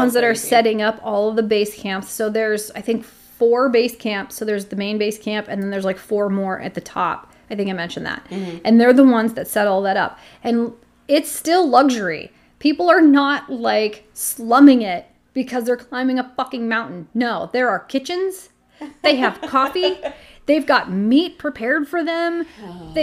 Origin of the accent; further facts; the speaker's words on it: United States; I'm American